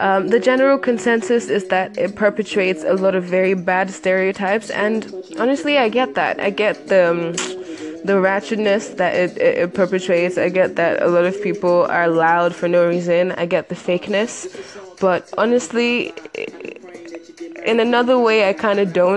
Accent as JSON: {"language": "English", "country": "Nigeria", "said": "I'm Nigerian"}